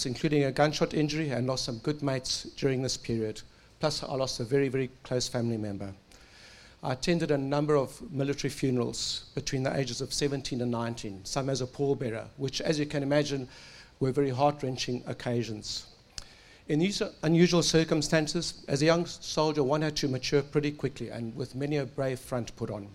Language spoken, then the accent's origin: English; Zimbabwe; moved away as an adult; now in Australia; you can hear from the accent. I was born in Africa, raised in Rhodesia